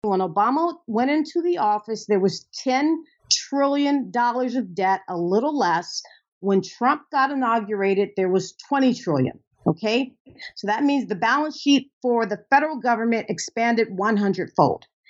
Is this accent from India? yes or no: no; United States; I'm an American